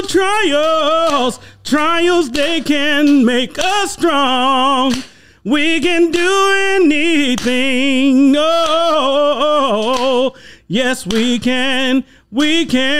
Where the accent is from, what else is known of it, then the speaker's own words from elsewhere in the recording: Decatur, Illinois, United States; from Decatur, Illinois